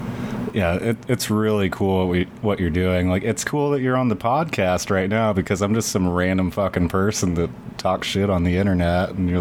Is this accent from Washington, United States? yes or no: yes; Seattle, Washington, United States; So, I live about an hour and a half away from Seattle. I grew up in the Seattle greater area.